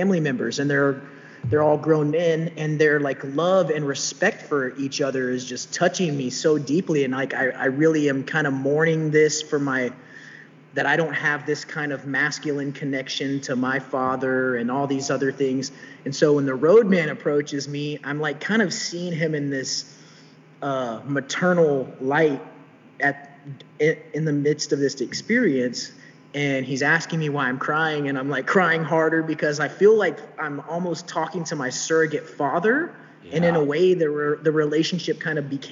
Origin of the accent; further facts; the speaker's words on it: Texas, United States; in Texas in my home state